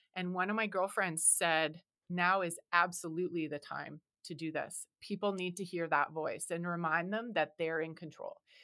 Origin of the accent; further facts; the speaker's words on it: Canada; because I am from Canada